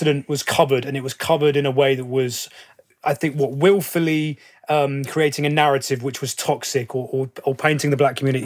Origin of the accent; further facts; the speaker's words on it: London, United Kingdom; as a Londoner